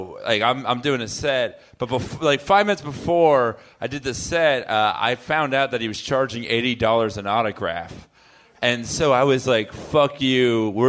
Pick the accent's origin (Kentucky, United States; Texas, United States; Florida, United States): Florida, United States; South; now in New York, United States; I'm originally from South Florida.